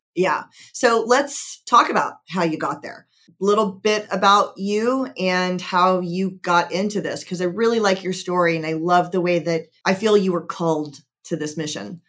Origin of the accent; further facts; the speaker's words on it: Georgia, United States; I'm from Georgia